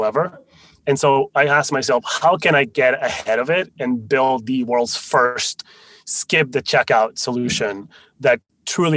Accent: France; first language Spanish and French; English is a second language; also born or lived in Spain; now in United States; I'm Spanish originally, although I grew up in France. So Spanish and French were my first two languages

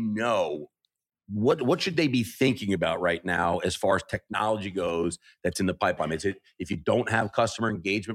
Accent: New Jersey, United States; now in New York, United States; I've lived in New York now for 30 something years. I feel like that qualifies me to be a New Yorker, even though I was born in Jersey.

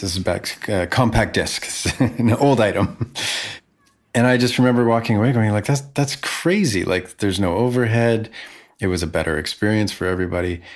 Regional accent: Vancouver, British Columbia, Canada; playing to 100 people in my hometown

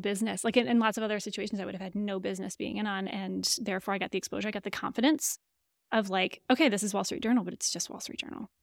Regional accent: Lansing, Michigan, United States; accent: nasal Michigan; moved away; also born or lived in Indiana; Lansing, Michigan. So you have to be careful not to say Lansing, Michigan, with my nasal Michigan accent

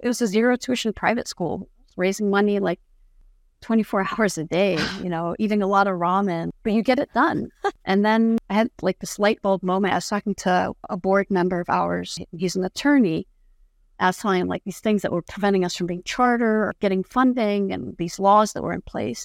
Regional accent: Jordan; first language Arabic; English is a second language; now in United States; I was born and raised in the Middle East, and I'm not in Jordan

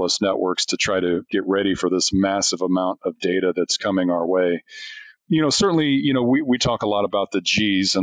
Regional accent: Indianapolis, Indiana, United States; moved away as an adult; I'm born and raised in Indianapolis

